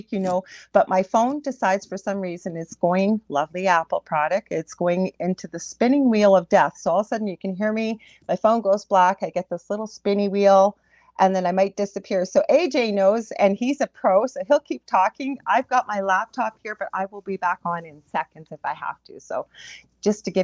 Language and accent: English; Canada; I am a Canadian clairvoyant medium